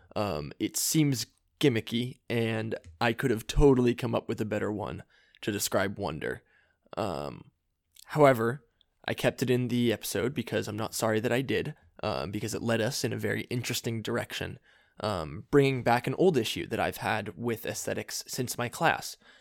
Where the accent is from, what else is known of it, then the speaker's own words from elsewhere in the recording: San Anselmo, California, United States; my hometown of San Anselmo